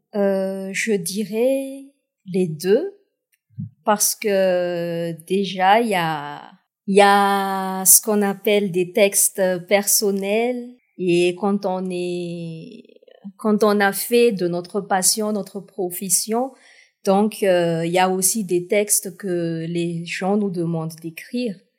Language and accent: French; Toliara, Atsimo-Andrefana, Madagascar; j'ai pu représenter euh, ma ville natale, Tuléar, au slam national